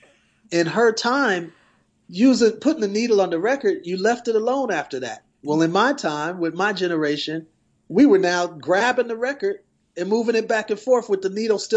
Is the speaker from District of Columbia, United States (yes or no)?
no; Milwaukee, Wisconsin, United States; moved away; I'm originally from Wisconsin, Milwaukee to be exact.